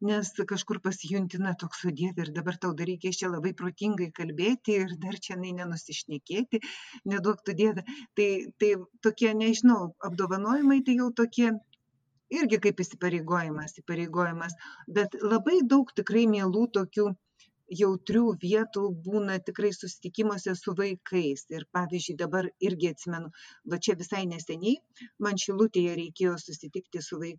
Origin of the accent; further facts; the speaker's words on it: Vilnius, Vilnius County, Lithuania; moved away as an adult; now in Klaipėda, Lithuania; mano gimtasis miestas yra vilnius ir aš čia būtent jau po atvažiavau tiktai dvidešimt penkerių metų į klaipėdą tai vat jau dabar daug ilgiau gyvenu klaipėdoje negu vilniuje